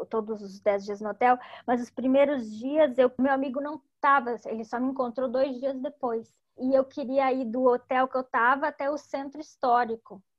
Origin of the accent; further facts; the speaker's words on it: Cuba; Eu não posso eu sou cubano, eu não tenho permissão para entrar na praia.